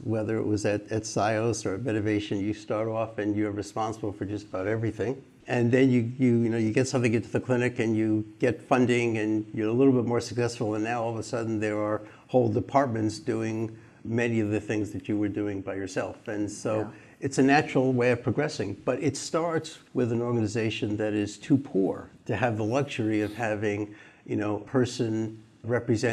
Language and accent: English; New York, United States; I'm a New Yorker